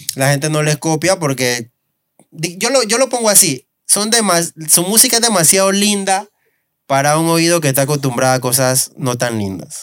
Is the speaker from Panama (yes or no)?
yes; Panama; somos un país caribeño